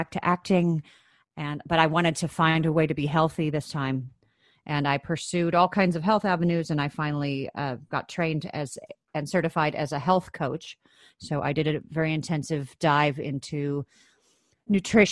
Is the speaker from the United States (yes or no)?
yes; Chicago, Illinois, United States; I grew up in Chicago, Illinois, in the States